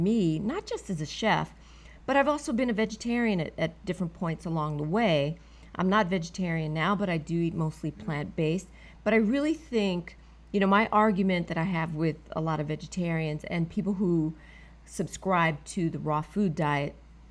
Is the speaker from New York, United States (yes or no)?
yes; New York City, New York, United States; I'm a New Yorker, native New Yorker